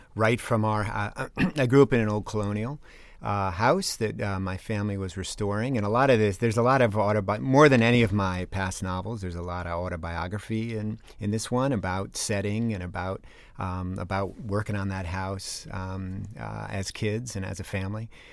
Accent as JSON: {"language": "English", "town": "East Granby", "region": "Connecticut", "country": "United States", "tie": "born or raised there", "moved": "yes", "lives_now": "Oregon, United States", "said": "I live in Oregon now and teach at Oregon State University, I grew up in East Granby, Connecticut"}